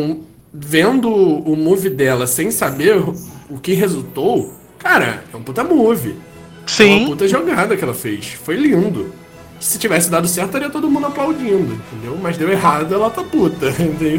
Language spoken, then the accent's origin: Portuguese; Rio de Janeiro, Brazil; aqui no Rio de Janeiro. Que eu sou carioca